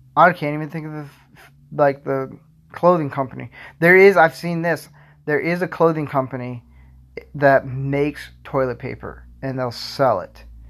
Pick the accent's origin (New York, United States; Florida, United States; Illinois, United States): Florida, United States; moved away